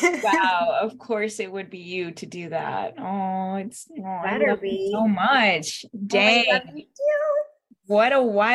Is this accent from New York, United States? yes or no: no; Stuart, Florida, United States; English is a second language; also born or lived in Puerto Rico; I was born in Puerto Rico, and I moved to the United States at the age of 7. I moved to Stuart, Florida first, and that was like a first cultural shock for me because I didn't speak the language